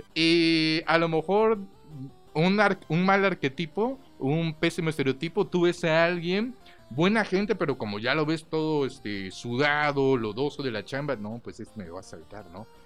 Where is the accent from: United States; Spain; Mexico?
Mexico; como mexicanos